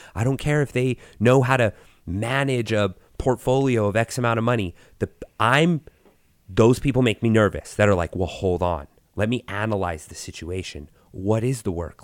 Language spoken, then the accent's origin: English; Gallup, New Mexico, United States; I grew up in Gal-, New Mexico, which is a very tiny little town in New Mexico.